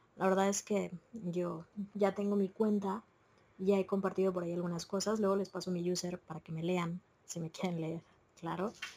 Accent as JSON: {"language": "Spanish", "country": "Mexico", "said": "no todas somos mexicanas"}